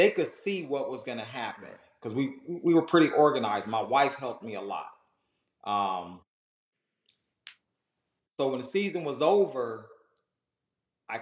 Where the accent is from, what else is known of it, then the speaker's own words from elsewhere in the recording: Southern California, United States; moved away as an adult; now in Georgia, United States; I was a dude from Southern California that moved to Georgia